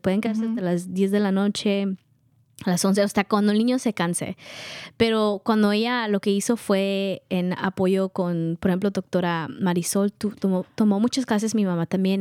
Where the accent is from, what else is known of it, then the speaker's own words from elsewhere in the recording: Guatemala; now in United States; Somos de Guatemala